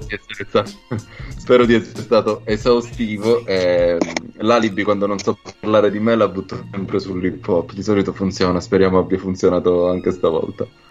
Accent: Calabria, Italy; also born or lived in Rome; now in Milan, Italy; sono calabrese, ho vissuto tanti anni a Roma, ora sto da tanti anni a Milano

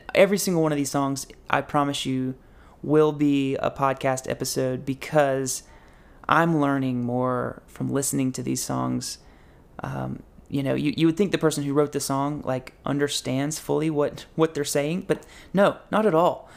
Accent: Boone, North Carolina, United States; I'm wanting to go here in my hometown to App State to get a Master of Social Work.

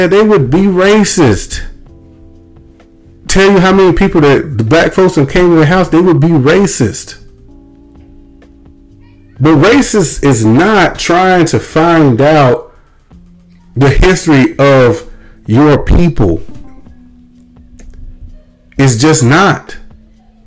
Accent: Mississippi, United States; I'm from Mississippi

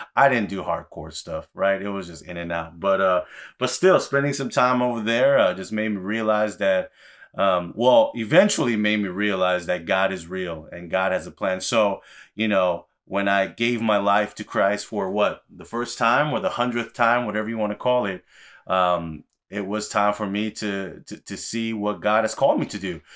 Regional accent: Los Angeles, California, United States; I grew up in Koreatown, L

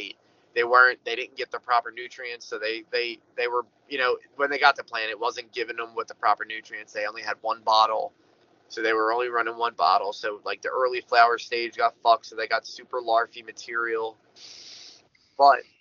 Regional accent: Philadelphia, Pennsylvania, United States; I come from South Philly

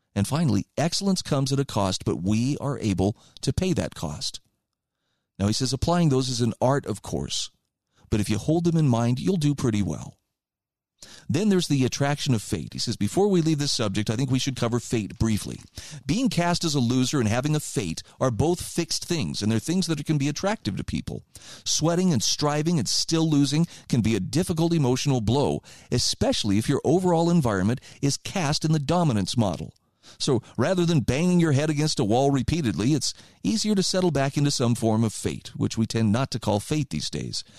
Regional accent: United States

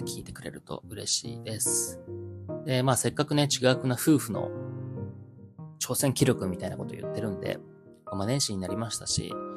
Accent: Joetsu, Niigata, Japan; この地元上越市

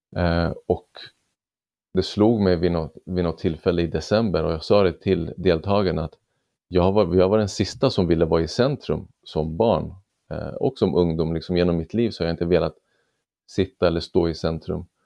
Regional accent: Sweden; född och uppvuxen i Sverige med, med föräldrar från Iran

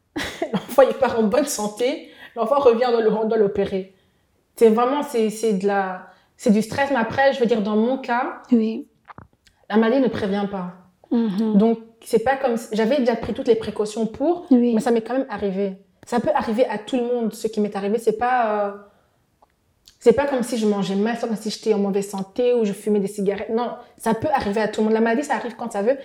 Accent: DR Congo; now in Brussels, Belgium; je suis congolaise

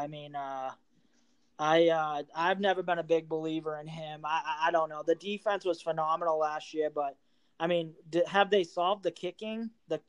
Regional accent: Massachusetts, United States; now in Florida, United States; I live in Florida. I'm from Massachusetts though

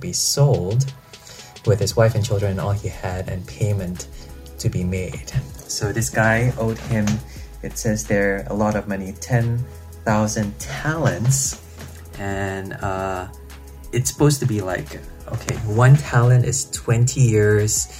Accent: Malaysia; moved away as an adult; now in United Kingdom; my hometown in Malaysia

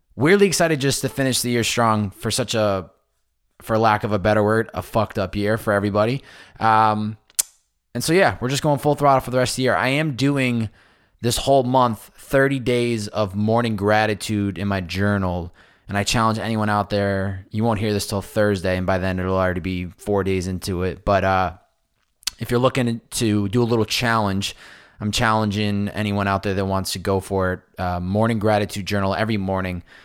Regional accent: Massachusetts, United States; now in Southern California, United States; growing up on the Northeast, A K A Massachusetts

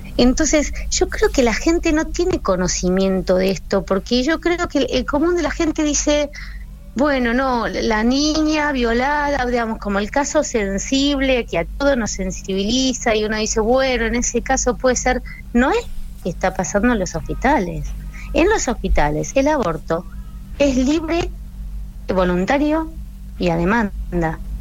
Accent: Argentina; nuestros compatriotas, nuestros hermanos argentinos

